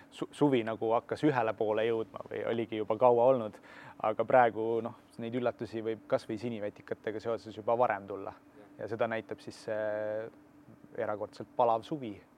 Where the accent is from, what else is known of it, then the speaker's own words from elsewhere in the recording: Tartu, Tartu County, Estonia; sündinud ja kasvanud mina tegelikult Tallinnas ei ole, ma olen sisemaalt täitsa Tartust